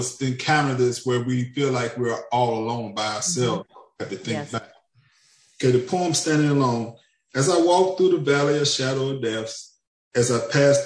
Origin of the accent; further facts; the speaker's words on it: Pine Bluff, Arkansas, United States; now in Fort Smith, United States; I'm originally from Pine Bluff, Arkansas, but now I live in Fort Smith, Arkansas.